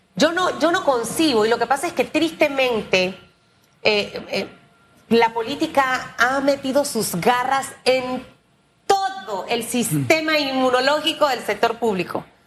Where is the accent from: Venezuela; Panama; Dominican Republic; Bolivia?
Panama; como panameña